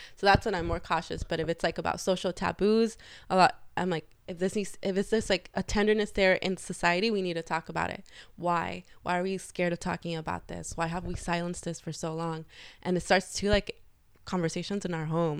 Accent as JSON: {"language": "English", "town": "Los Angeles", "region": "California", "country": "United States", "tie": "born or raised there", "said": "I grew up in the San Fernando Valley, 818"}